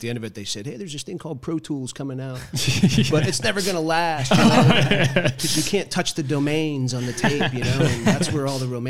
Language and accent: English; Titusville, Pennsylvania, United States; moved away as an adult; also born or lived in Wilmington, North Carolina / Pittsburgh, Pennsylvania; now in Atlanta, United States; I'm from Titusville, Pennsylvania.